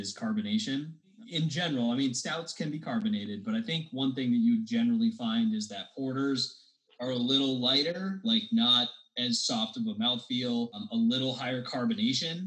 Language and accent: English; Southern New Hampshire, United States; We grew up in Southern New Hampshire together